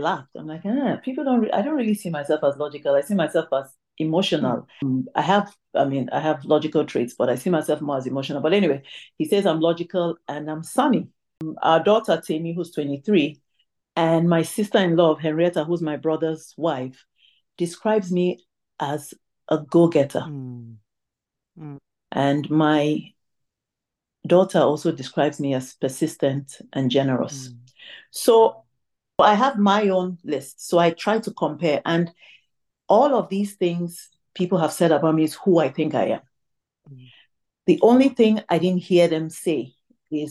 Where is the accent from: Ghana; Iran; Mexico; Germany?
Ghana; Tamale, Northern Region; moved away; also born or lived in Ibusa, Delta State, Nigeria (ancestry); I was born in Tamale, which is in Ghana. However, I am an Igbo lady from Ibuzo in Delta State, and that's by my parental lineage. So my parents are Nigerian